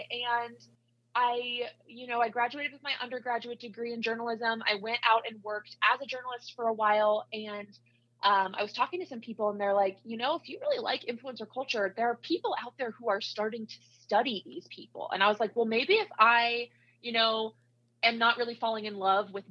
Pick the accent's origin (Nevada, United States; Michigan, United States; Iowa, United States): Iowa, United States; now in Utah, United States; I grew up in Iowa, so I went to Iowa State for my undergrad